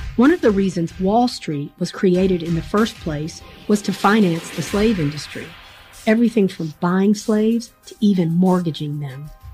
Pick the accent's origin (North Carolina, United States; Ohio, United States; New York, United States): North Carolina, United States; Greensboro; I was born in Greensboro, North Carolina in 1963